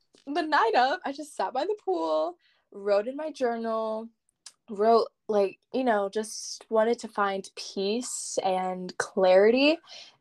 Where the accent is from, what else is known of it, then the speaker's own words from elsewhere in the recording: Puerto Rico; now in Leavenworth, United States; I'm from Puerto Rico, literally born and raised.